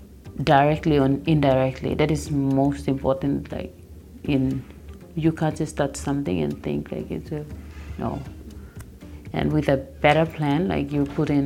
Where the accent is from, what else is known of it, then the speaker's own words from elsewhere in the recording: New Ireland, Papua New Guinea; also born or lived in East New Britain Province / Southern Highlands Province; I hail from East New Britain Province and Southern Islands Province in Papua New Guinea, and I am born and raised in New Island.